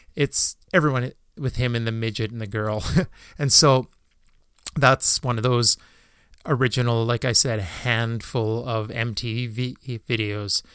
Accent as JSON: {"language": "English", "country": "Canada", "said": "being Canadian"}